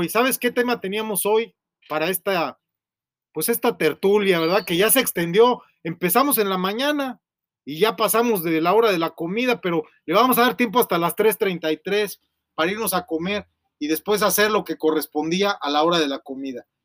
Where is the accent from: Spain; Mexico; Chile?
Mexico; Monterrey, Nuevo León; Yo soy de Monterrey, ¿eh? Yo no soy de Montemorelos.